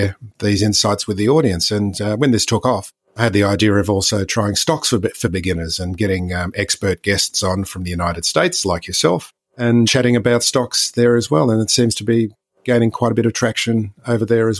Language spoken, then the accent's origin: English; Australia; as you can hear from the accent, I'm not from North America. I'm an Aussie, Australian.